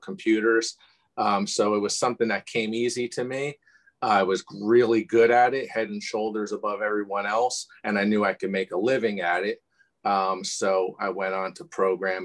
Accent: Bloomfield, New Jersey, United States; also born or lived in Livingston, New Jersey / Sayreville, New Jersey; I was born in Livingston. So coincidence, and grew up in Bloomfield and really went to school and everything through in Sayreville

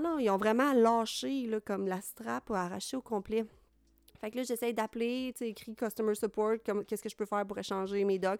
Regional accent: Trois-Rivières, Quebec, Canada; je viens de Trois-Rivières

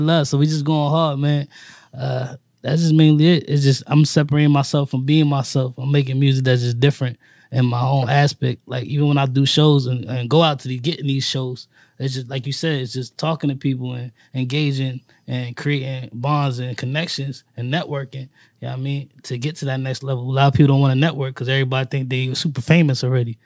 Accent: New York City, New York, United States; now in Washington, Pennsylvania, United States; I'm originally from Harlem, New York

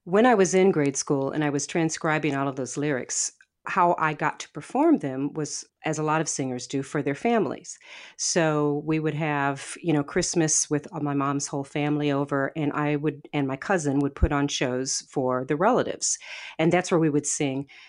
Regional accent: St. Louis, Missouri, United States; moved away as an adult; also born or lived in Portland; I grew up in West Saint Louis County. It's a far west suburb of the city of Saint Louis.

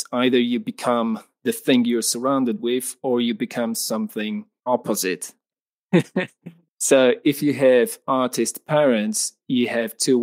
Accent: Poland; I'm from Poland in Central Europe

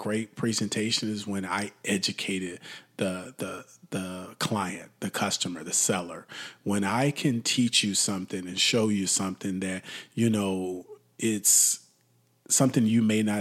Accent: Texas, United States; Texas, my home state.

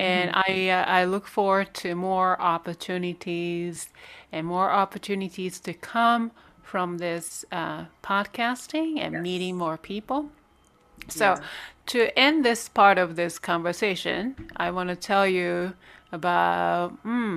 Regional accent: Japan; moved away; I'm Korean, but I was born in Japan

